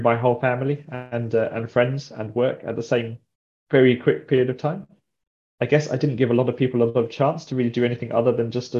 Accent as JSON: {"language": "English", "town": "Brighton", "region": "South East England", "country": "United Kingdom", "tie": "born or raised there", "also_born_or_lived": "Cornwall", "moved": "as an adult", "lives_now": "Devon, United Kingdom", "said": "I'm from Brighton. I'm Brighton born and bred."}